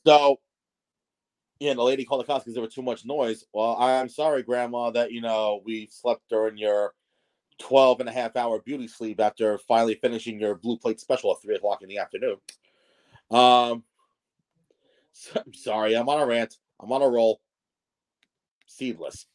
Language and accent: English; Melville, New York, United States; moved away; Melville is my old hometown